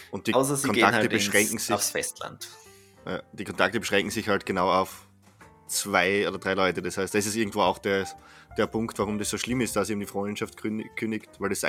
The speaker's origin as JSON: {"language": "German", "country": "Austria", "said": "bei uns in Österreich"}